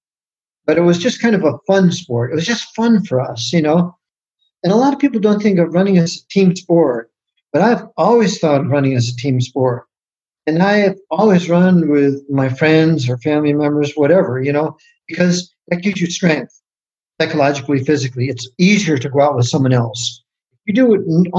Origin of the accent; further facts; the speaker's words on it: Newington, Connecticut, United States; also born or lived in Hartford, Connecticut; We're from Hartford, Connecticut, and grew up right outside of Hartford, Newington